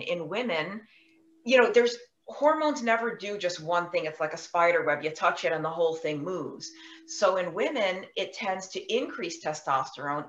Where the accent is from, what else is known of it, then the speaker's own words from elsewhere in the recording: New York, United States; I was born and raised in New York.